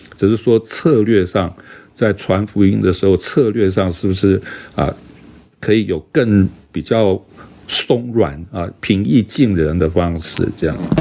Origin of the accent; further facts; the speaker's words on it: Taiwan; 我们一个， 啊， 在台湾长大受教育的人